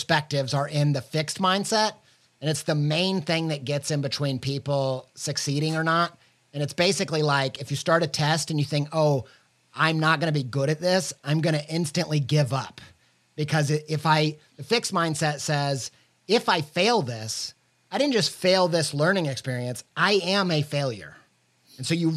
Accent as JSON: {"language": "English", "region": "the Bible Belt", "country": "United States", "tie": "born or raised there", "said": "I might've been growing up in the Bible Belt"}